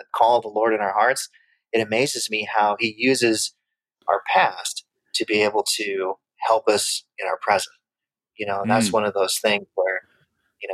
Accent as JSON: {"language": "English", "region": "interior of Alaska", "country": "United States", "tie": "born or raised there", "said": "I spent my childhood in the interior of Alaska, my grade school years, my early grade school years. So I grew up in Athabasca territory as a young boy."}